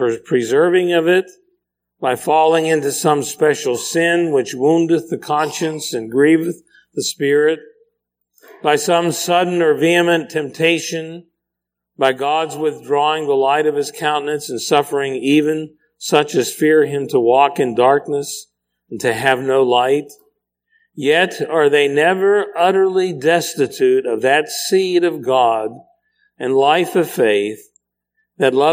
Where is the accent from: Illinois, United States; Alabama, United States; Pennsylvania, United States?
Pennsylvania, United States; My porch growing up in Pennsylvania, it was very small